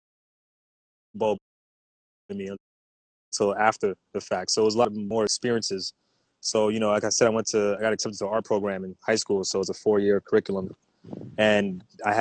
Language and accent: English; New York, United States; also born or lived in Haiti; I was born in New York, St. John's Hospital, but I grew up in Haiti for the first couple of years